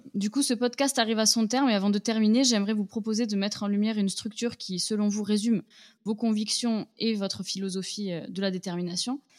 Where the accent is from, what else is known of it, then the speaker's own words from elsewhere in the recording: Toulouse, Occitania, France; je suis de Toulouse